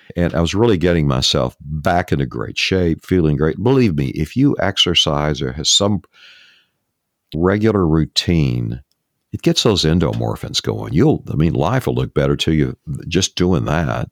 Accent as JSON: {"language": "English", "region": "East Texas", "country": "United States", "tie": "born or raised there", "said": "I grew up in East Texas"}